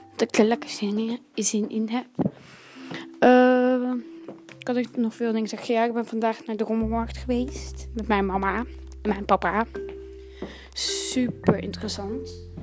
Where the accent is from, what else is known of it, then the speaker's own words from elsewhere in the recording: Utrecht, Netherlands; now in Antwerp, Belgium; Ik woon nu in Antwerpen. Ik ben geboren in Utrecht.